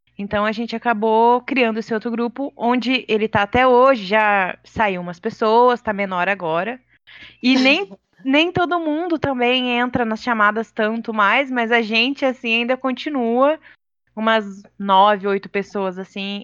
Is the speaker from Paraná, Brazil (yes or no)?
no; Vargem Grande do Sul, São Paulo, Brazil; eu sou do interior de São Paulo. Minha cidade chama Vargem Grande do Sul.